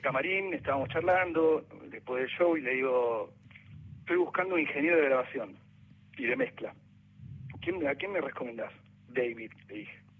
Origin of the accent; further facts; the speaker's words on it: Viedma, Río Negro, Argentina; now in Buenos Aires, Argentina; porque soy de la Patagonia, soy nací en Vietma, Río Negro, soy vietmense no vietnamita